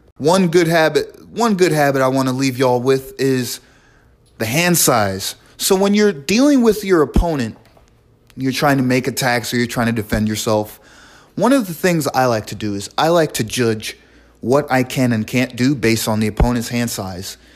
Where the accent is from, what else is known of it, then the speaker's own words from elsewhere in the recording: New York City, New York, United States; also born or lived in Brooklyn, New York; I was born and raised in the Bronx, New York